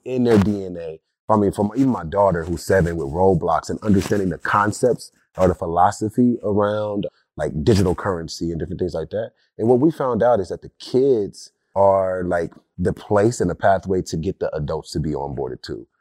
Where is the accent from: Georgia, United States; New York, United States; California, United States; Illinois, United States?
California, United States; Compton; I'm a kid from Compton that didn't always have the accessibility to technology, the accessibility to future of work and learning. during that time, growing up in the nineties in Compton